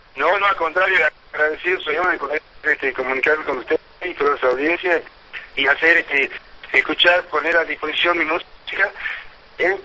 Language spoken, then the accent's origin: Spanish; Santiago del Estero, Argentina; yo soy nacido frente a Caguil en Santiago y tuve la suerte de con mi papá, se trasladó a un barrio que se llama el barrio Jorge Newbery